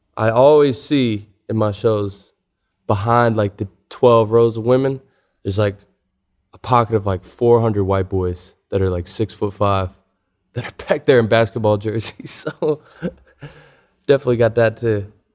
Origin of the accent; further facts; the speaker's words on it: Louisville, Kentucky, United States; moved away; also born or lived in Atlanta; We grew up in the Highlands neighborhood of Louisville